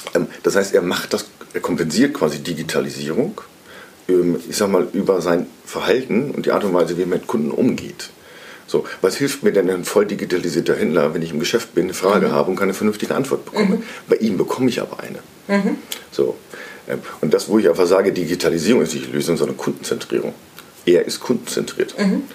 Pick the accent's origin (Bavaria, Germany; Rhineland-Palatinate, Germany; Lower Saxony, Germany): Lower Saxony, Germany; Cloppenburg; moved away as an adult; also born or lived in Mannheim; now in Munich, Germany; aufgewachsen bin ich in Kloppenburg, mhm. einer schönen Kreisstadt ähm, in Niedersachsen ähm, auf dem flachen Land. Ähm, bin aber seit über 20 Jahren inzwischen in äh, München wohnhaft